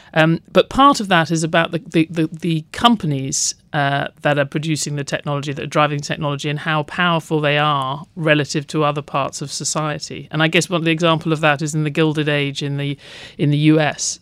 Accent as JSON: {"language": "English", "country": "United Kingdom", "tie": "born or raised there", "said": "growing up in Britain"}